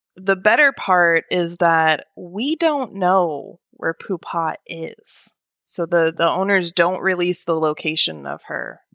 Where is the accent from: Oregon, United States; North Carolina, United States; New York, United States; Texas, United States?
Oregon, United States; moved away as an adult; now in Alabama, United States; initially born and raised in Oregon